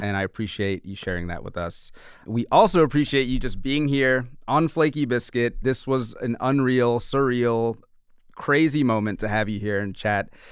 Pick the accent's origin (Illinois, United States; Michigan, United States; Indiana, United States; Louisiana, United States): Louisiana, United States; New Orleans; now in New York City, United States; I'm from New Orleans